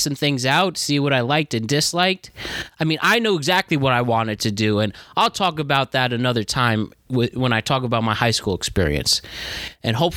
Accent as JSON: {"language": "English", "town": "Norwalk", "region": "Connecticut", "country": "United States", "tie": "born or raised there", "said": "I'm from Norwalk, Connecticut. I graduated from Norwalk High School in 2013."}